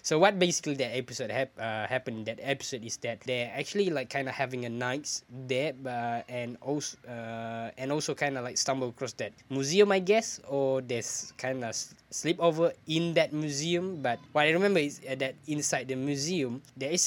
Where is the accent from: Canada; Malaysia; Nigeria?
Malaysia; as a Malaysian